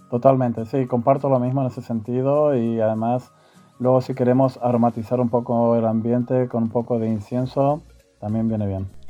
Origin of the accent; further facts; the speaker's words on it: Argentina; now in Spain; Soy natural de Argentina y llevo residiendo en España desde hace 29 años